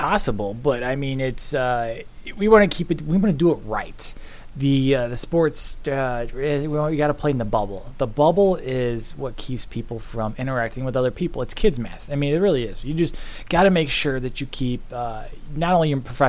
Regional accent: St. Louis, Missouri, United States; I'm from St. Louis

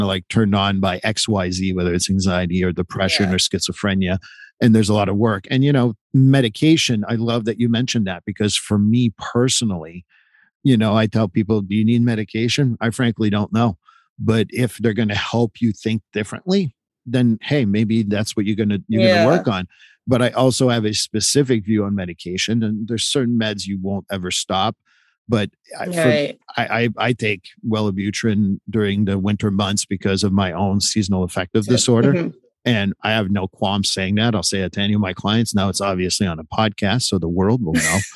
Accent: United States; I am a white male in the United States and I'm an American

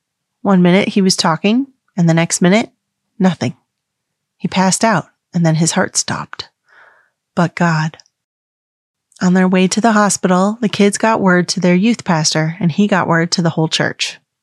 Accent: the Bible Belt, United States; I grew up Catholic in the Bible Belt of the United States.

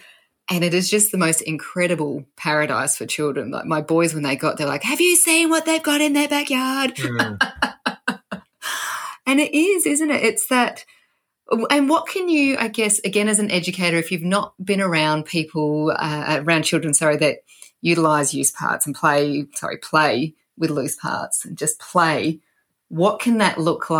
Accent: South Australia, Australia; moved away; where I grew up, in the farm area where I grew up in South Australia

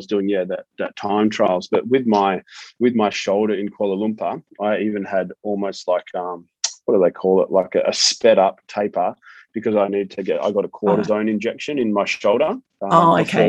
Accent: Melbourne, Victoria, Australia; moved away as an adult; also born or lived in Gold Coast / Sydney; growing up in Melbourne, I went to Brighton Grammar in Melbourne, and then I moved to the Gold Coast as soon as I finished school

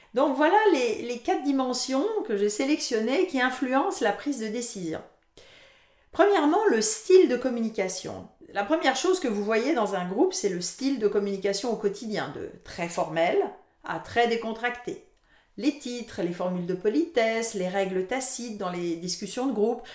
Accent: France; moved away as an adult; now in Canada; je suis française d'origine

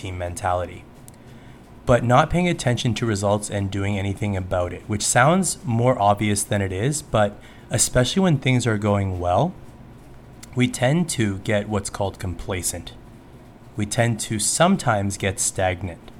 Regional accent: Canada; especially as a Canadian

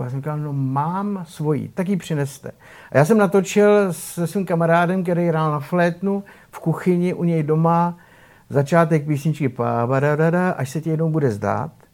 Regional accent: Czechia; pocházím z malé vesničky, z Radových Střímelic

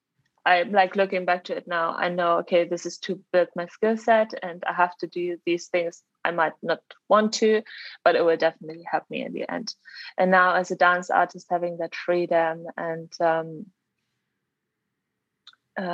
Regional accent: Germany; moved away as an adult; also born or lived in Leeds; now in London, United Kingdom; So I'm originally from Germany, but I live in London currently.

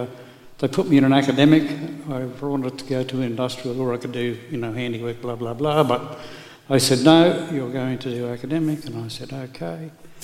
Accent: Rockhampton, Queensland, Australia; also born or lived in England; Born in England. Came over here when I was 18 months old. We moved to Rockhampton, 12 miles west of Rockhampton, a little place called Cabra. And I went to Gracemere School.

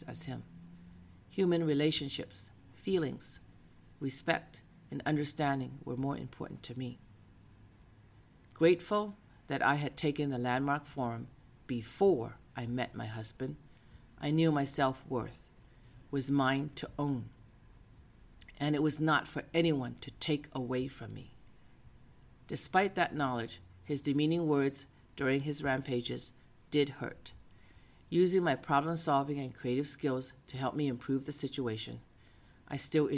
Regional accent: Boston, Massachusetts, United States; now in San Francisco, United States; I grew up in Boston

